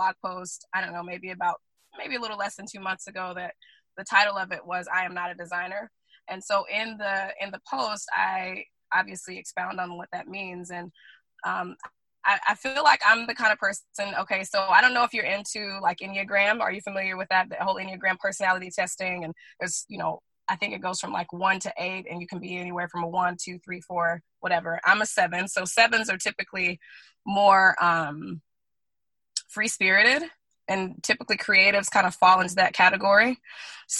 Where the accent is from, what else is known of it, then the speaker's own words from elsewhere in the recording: Guntersville, Alabama, United States; moved away; also born or lived in Oahu, Hawaii; we're from the South, from Alabama